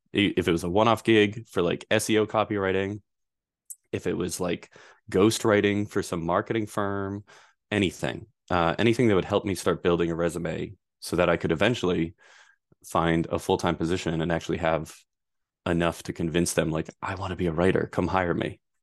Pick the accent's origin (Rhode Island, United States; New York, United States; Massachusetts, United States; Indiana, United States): Rhode Island, United States; Pawtucket; I grew up in Pawtucket, Rhode Island